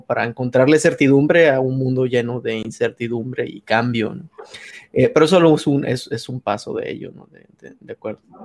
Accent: Hermosillo, Sonora, Mexico; de Hermosillo

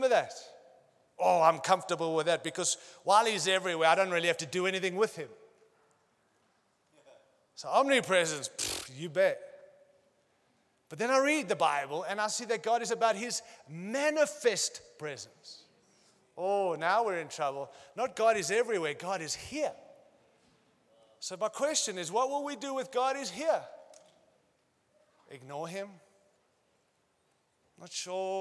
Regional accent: United States; moved away; also born or lived in Australia; I'm American

